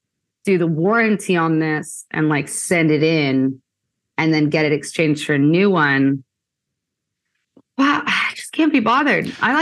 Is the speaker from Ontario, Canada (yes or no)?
yes; Kitchener, Ontario, Canada; now in Australia; I'm originally from Kitchener, Ontario, Canada, where I met Zach about 6 years ago. I came out to Australia just on a little holiday for a year